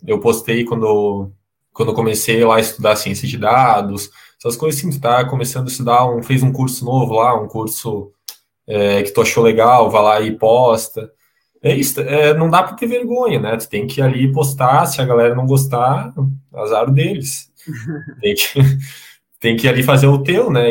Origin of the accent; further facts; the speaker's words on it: Santa Catarina, Brazil; also born or lived in Lisbon, Portugal; estou aqui em Santa Catarina, de, de onde eu sou